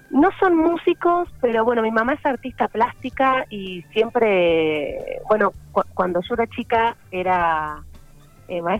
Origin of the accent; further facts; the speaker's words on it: General Pico, La Pampa, Argentina; born there; Sí, nací acá, en General Pico.